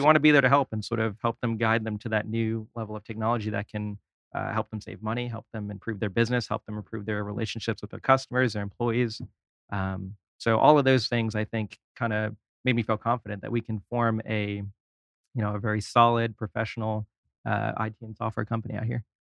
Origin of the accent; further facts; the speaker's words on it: New York City, New York, United States; moved away; also born or lived in California / Orlando, Florida; I am from New York originally